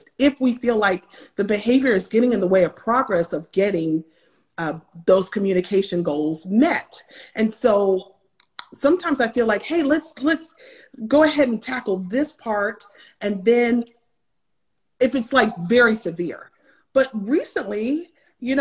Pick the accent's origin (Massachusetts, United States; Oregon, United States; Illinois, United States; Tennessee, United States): Tennessee, United States; I actually grew up in Tennessee, and that's Central time zone